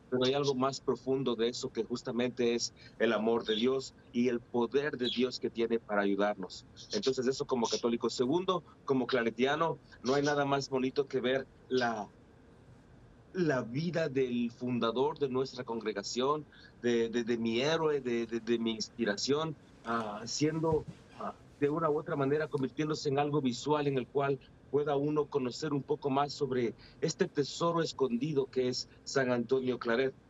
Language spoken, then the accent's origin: Spanish; Ecuador; now in Fresno, United States; Aunque yo soy ecuatoriano, me siento como mexicano de corazón